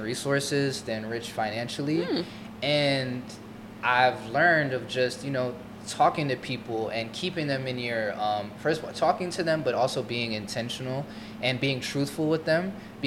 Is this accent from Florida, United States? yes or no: yes; Florida, United States; moved away as an adult; also born or lived in New York / Brazil; I'm originally from Florida, went to college in New York